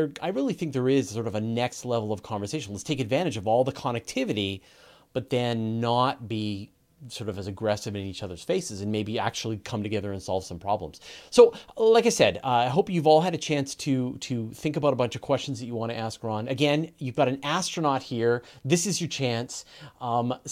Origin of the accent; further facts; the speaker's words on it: Canada; I'm a Canadian